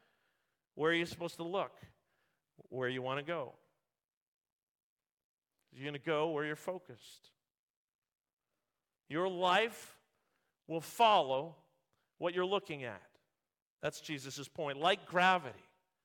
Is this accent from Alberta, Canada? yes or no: no; Vancouver, British Columbia, Canada; born there; also born or lived in Ontario; When I moved from Ontario to Vancouver area, I, as a sports fan, I would listen to sports radio. And I'd hear all this talk about the Vancouver Canucks. And I was born in Vancouver.